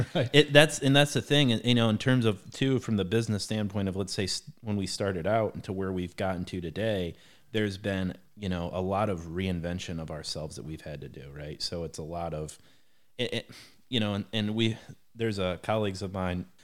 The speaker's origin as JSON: {"language": "English", "town": "Defiance", "region": "Ohio", "country": "United States", "tie": "born or raised there", "moved": "yes", "lives_now": "Harlan, Indiana, United States", "said": "I grew up in a little town called Defiance, Ohio"}